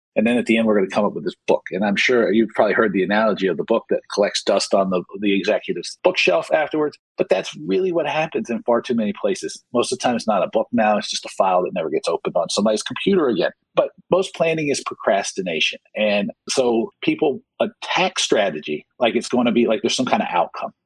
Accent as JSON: {"language": "English", "region": "rural Georgia", "country": "United States", "tie": "born or raised there", "moved": "yes", "said": "I grew up in the South in, in rural, rural Georgia."}